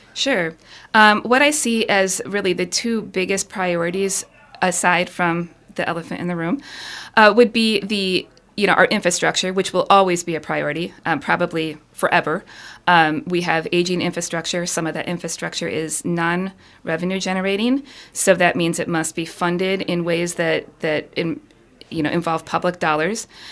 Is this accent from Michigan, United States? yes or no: yes; Ann Arbor, Michigan, United States; moved away as an adult; also born or lived in East Coast; now in Houghton, United States; I was born and raised downstate in the Ann Arbor area